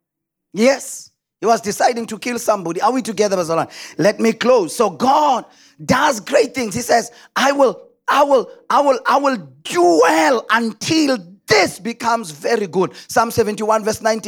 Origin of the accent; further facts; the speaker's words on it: South Africa; us in our place as South Africans